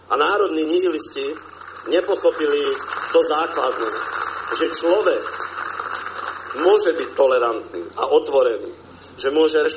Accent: Slovakia; Jedným slovom hovoríme, že sme Slováci a nehovoríme to ako nacionalisti, ale ako vlastenci.

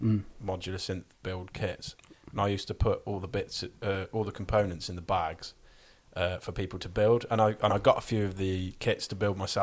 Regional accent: Pershore, West Midlands, United Kingdom; I'm from Pershore.

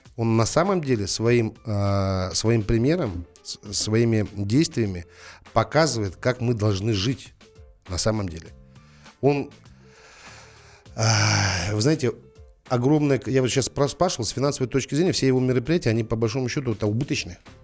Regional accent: Almaty, Kazakhstan; Я родился в Алматы, живу в Алматы, никуда не собираюсь отсюда уезжать

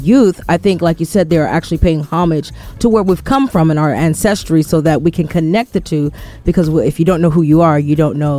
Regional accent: United States; as an American

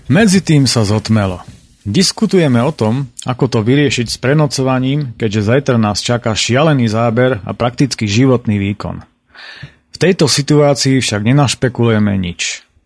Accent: Slovakia; u nás v Tatrách

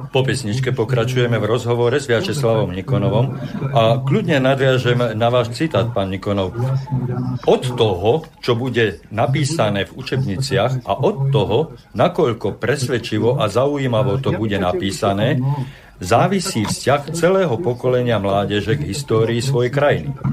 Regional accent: Slovakia; My sme nikam neutekli z Európy. My sme tu boli vedľa Franskej ríše, vedľa bulharského štátu

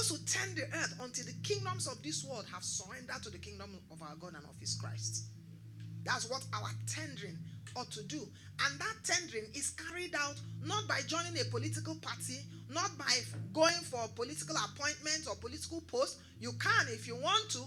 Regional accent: Nigeria

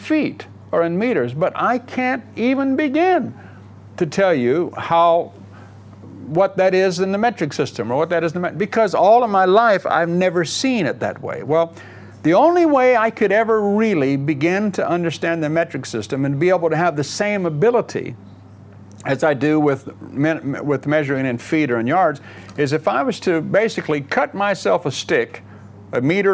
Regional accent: United States; moved away as an adult; now in England, United Kingdom; I grew up in America

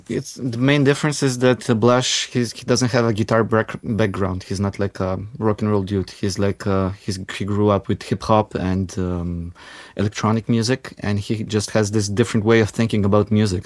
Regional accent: North Macedonia; now in Ljubljana, Slovenia; I grew up in Macedonia

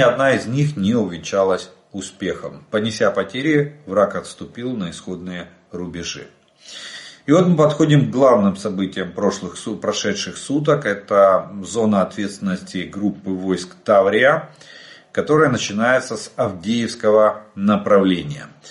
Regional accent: Ukraine; мы из Украины

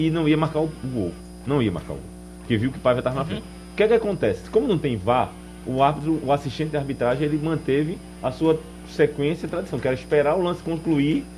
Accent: Northeast Region, Brazil; nós somos aqui do Nordeste

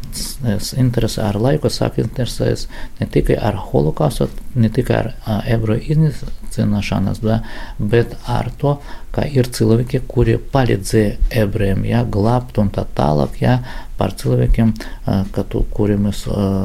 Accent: Latgale, Latvia; Latvija tas ir mana, mana dzimtene, tevzeme

